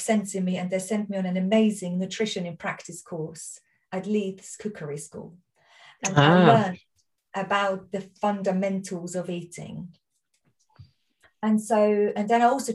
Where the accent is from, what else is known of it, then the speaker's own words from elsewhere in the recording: Austria; accent: Austrian; now in Surrey, United Kingdom; I'm Austrian, my accent